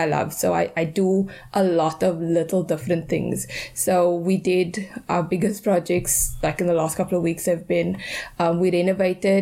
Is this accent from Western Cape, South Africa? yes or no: yes; Cape Town, Western Cape, South Africa; I grew up in Athlone, very close to you